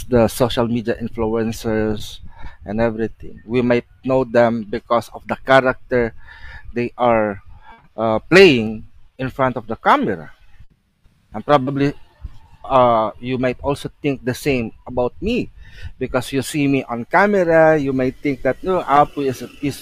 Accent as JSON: {"language": "English", "country": "Philippines"}